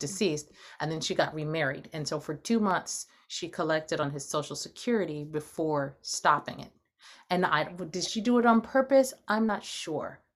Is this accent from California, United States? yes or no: yes; Los Angeles, California, United States; I grew up in Los Angeles